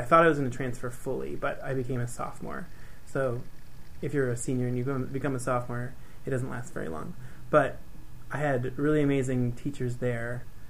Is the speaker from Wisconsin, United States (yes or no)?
yes; Green Bay, Wisconsin, United States; moved away as an adult; also born or lived in Milwaukee, Wisconsin; I'm from Green Bay